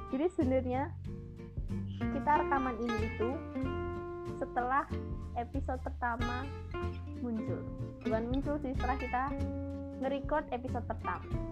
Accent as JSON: {"language": "Indonesian", "town": "Surakarta", "region": "Central Java", "country": "Indonesia", "tie": "born or raised there", "moved": "as an adult", "lives_now": "Semarang, Indonesia", "said": "Solo adalah kota kelahiranku, tapi aku sedang mengejar gelar STP di kota Lumpia, yaitu kota Semarang"}